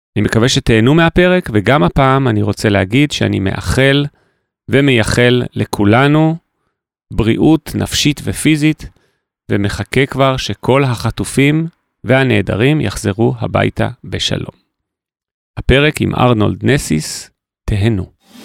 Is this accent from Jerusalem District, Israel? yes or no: yes; Jerusalem, Jerusalem District, Israel; ששנינו מכירים כירושלמים, אה, מיתולוגיים בעצמנו